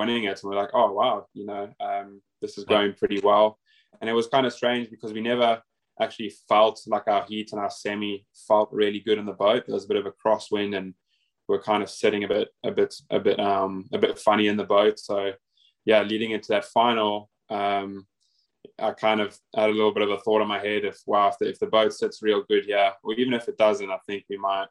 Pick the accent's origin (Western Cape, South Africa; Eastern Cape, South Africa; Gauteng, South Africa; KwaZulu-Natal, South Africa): Western Cape, South Africa; Cape Town; moved away as an adult; also born or lived in Durban, South Africa; now in Australia; I'm from Cape Town originally, but I actually went to boarding school in Durban, KZN, or thereabouts